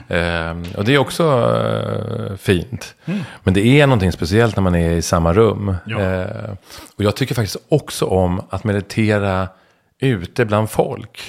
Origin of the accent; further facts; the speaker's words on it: Stockholm, Stockholm County, Sweden; jag är stockholmare, söderkis.